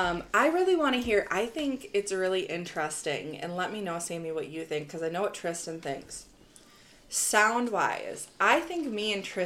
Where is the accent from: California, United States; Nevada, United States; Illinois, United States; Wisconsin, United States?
Wisconsin, United States; we're from the Midwest, we're from the North. Mm-hmm. Not even the Midwest, we're Northern state.